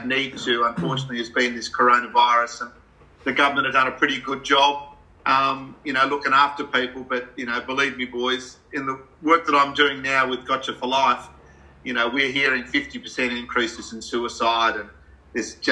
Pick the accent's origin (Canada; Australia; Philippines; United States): Australia; being an Aussie bloke.